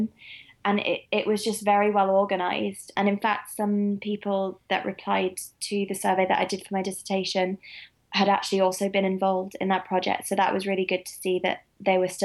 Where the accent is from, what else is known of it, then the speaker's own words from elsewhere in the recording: Midlands, United Kingdom; I am from the Midlands